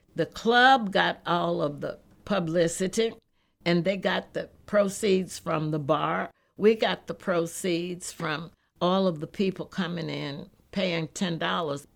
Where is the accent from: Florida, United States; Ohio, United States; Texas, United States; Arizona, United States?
Texas, United States; moved away; also born or lived in Los Angeles / Newark; I grew up in Texas on country and western music